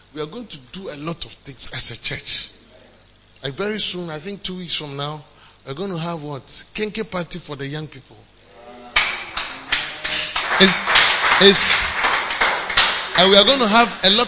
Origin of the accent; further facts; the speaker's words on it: Ghana; we are too Ghanaian.